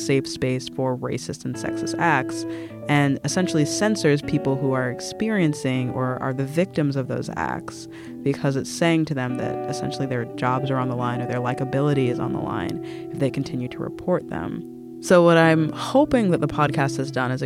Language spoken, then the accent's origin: English; United States; as an American